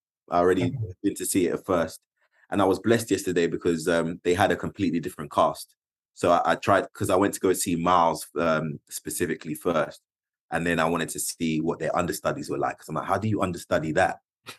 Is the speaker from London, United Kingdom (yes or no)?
yes; London, United Kingdom; I'm a Londoner